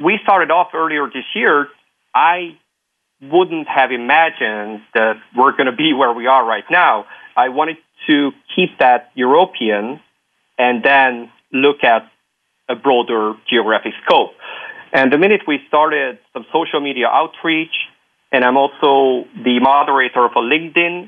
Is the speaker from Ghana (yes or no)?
no; Hungary; also born or lived in Luxembourg; now in Belgium; I'm from Hungary, living in Belgium, having lived in Luxembourg